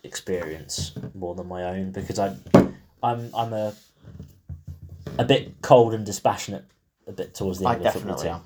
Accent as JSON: {"language": "English", "region": "England", "country": "United Kingdom", "said": "I'm still English"}